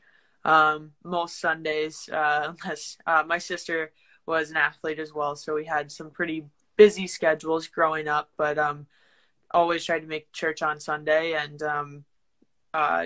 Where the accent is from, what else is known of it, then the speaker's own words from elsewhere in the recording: Lakewood, Colorado, United States; moved away as an adult; also born or lived in St. Charles, Missouri; I'm from Lakewood, Colorado